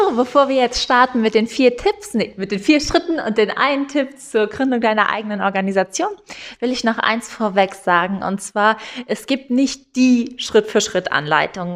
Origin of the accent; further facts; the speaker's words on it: Eifel, Rhineland-Palatinate, Germany; ich komme ja aus der Eifel